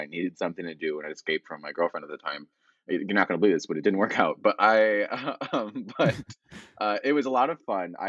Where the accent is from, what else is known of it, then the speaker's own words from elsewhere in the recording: Trumbull, Connecticut, United States; moved away as an adult; now in New York, United States; I grew up in Connecticut, and then I went to Fairfield U.